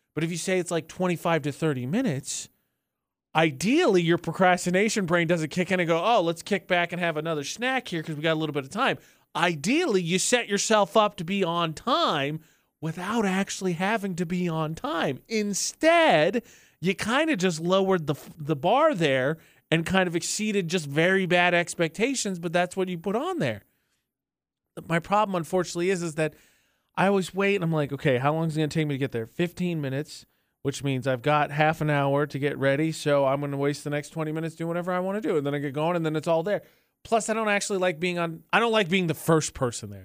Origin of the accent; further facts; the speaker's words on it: Indiana, United States; growing up, did not like being from Indiana